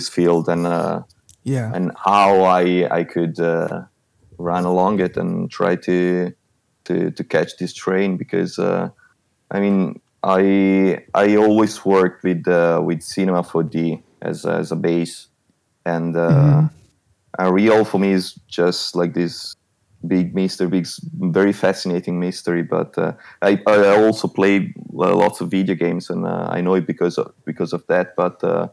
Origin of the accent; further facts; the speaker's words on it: Italy; moved away as an adult; now in Milan, Italy; I'm actually from a small city in the Alps, 2 hours from Milan. But since I started studying at university, I moved to Milan